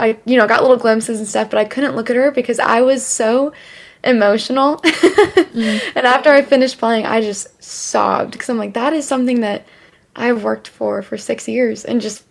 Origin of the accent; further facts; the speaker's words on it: Columbia, Missouri, United States; moved away as an adult; also born or lived in Kansas City; now in Nashville, United States; I'm actually from Columbia, Missouri originally.